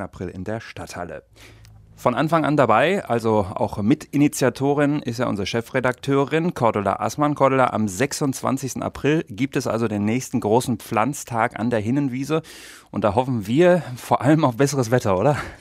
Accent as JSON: {"language": "German", "town": "Hagen", "region": "North Rhine-Westphalia", "country": "Germany", "tie": "born or raised there", "said": "gebürtige Hasperin"}